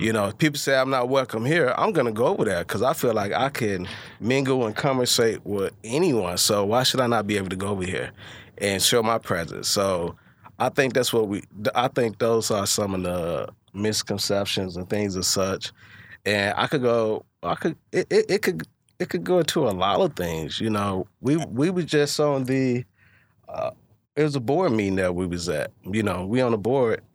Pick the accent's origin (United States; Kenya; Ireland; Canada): United States; Hopkins Park, Illinois; I'm from Hawkins Park